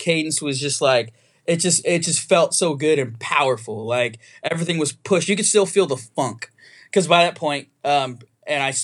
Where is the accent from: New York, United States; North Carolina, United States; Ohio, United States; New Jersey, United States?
New Jersey, United States; I was born in New Jersey